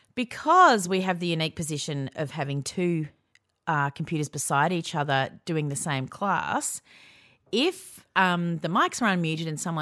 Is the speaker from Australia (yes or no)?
yes; Australia; for people outside Australia, ABC is our national broadcaster